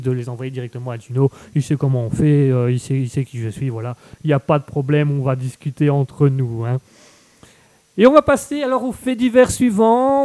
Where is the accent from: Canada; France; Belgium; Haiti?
Belgium; je suis belge. Je, vis en Belgique, je suis belge